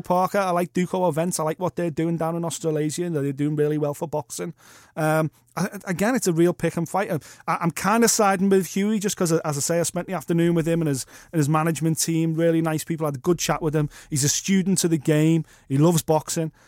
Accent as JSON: {"language": "English", "country": "United Kingdom", "said": "As a British fight fan"}